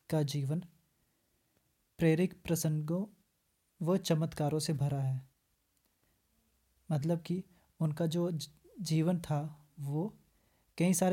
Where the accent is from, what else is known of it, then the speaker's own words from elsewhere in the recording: Jammu and Kashmir, India; और मैं जम्मू कश्मीर से हूं तो ग्रेजुएशन कंप्लीट किया है अभी बीएड कर रहा हूं